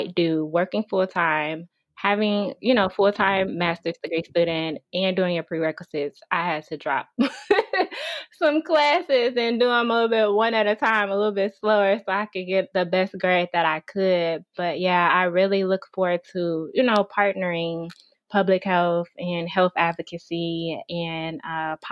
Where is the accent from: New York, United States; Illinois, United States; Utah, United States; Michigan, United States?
Illinois, United States; Chicago; also born or lived in Dallas, Texas; I'm from Chicago, but I had to, I used to live in Dallas about 3 years ago, but I decided to move back home